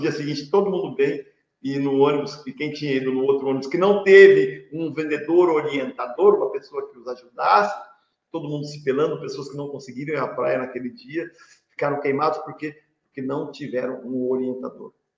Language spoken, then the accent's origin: Portuguese; Presidente Prudente, São Paulo, Brazil; eu sou aqui de Presidente Prudente